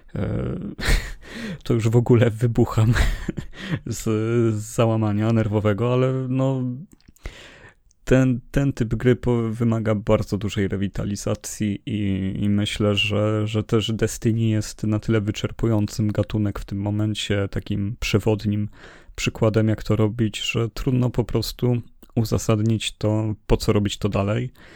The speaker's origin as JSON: {"language": "Polish", "country": "Poland", "said": "my z Polski"}